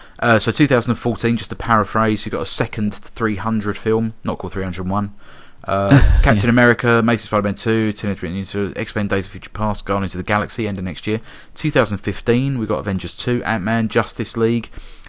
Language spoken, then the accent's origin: English; South East England, United Kingdom; born there; I think you'll find, Tom, that I was born in Surrey.